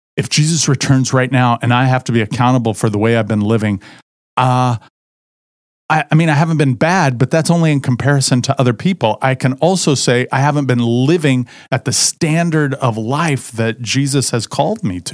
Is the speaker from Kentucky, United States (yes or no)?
no; Southern Indiana, United States; moved away; I grew up in Southern Indiana